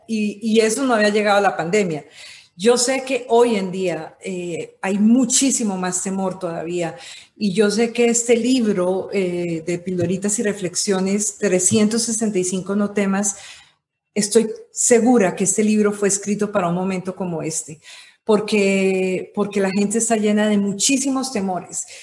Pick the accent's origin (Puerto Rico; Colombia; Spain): Colombia; yo nací en Colombia, eh, nací en una familia de comunicadores. Mi papá fue una persona que, fue de los pioneros de la televisión en Colombia